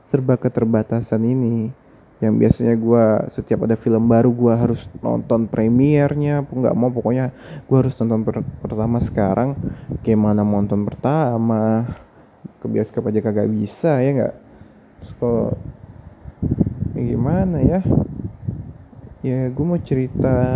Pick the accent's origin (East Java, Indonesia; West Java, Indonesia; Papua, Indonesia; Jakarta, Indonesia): Jakarta, Indonesia; gue asalnya dari Jakarta by the way